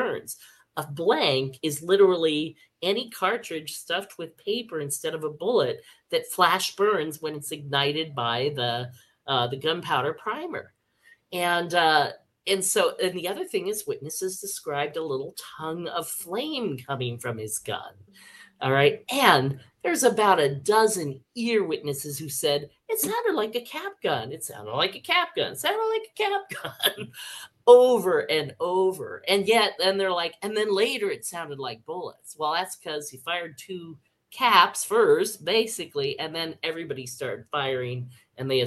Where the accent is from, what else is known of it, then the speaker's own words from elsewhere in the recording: Palo Alto, California, United States; when I grew up in Palo Alto